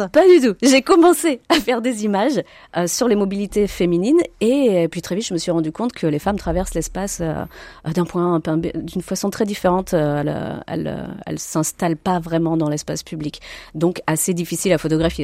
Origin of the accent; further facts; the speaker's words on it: France; moi, je suis française, née en France, de parents italiens.